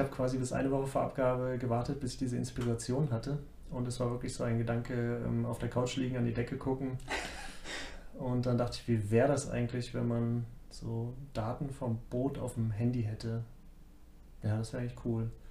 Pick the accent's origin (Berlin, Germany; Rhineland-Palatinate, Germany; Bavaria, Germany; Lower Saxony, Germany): Lower Saxony, Germany; Braunschweig; moved away as an adult; also born or lived in Dresden / Mannheim; now in Munich, Germany; Braunschweig, mhm. so meine Heimat. Und habe lange in Dresden studiert, dort auch gearbeitet ja, mal ein Jahr in Mannheim gearbeitet, wieder in Dresden gearbeitet.